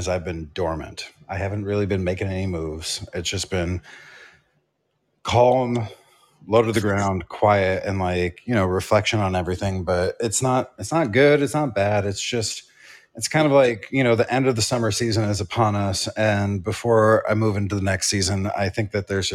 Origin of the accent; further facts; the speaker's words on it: New York City, New York, United States; I'm from New York.